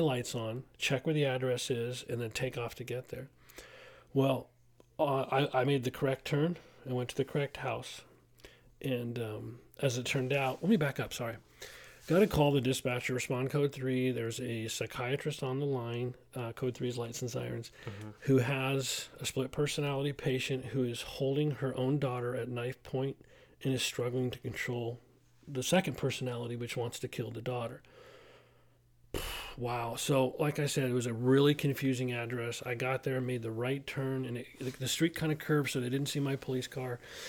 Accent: Simi Valley, California, United States; And then ultimately, I had an opportunity to go to my hometown, and that's what I did.

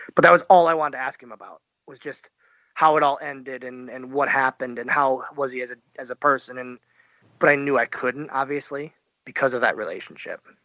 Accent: Oshkosh, Wisconsin, United States; from Oshkosh, Wisconsin

